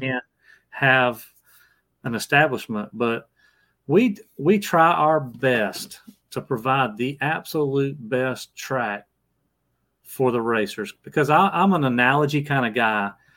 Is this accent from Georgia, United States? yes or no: yes; Georgia, United States; I came back home to my home where I, my hometown is here in Georgia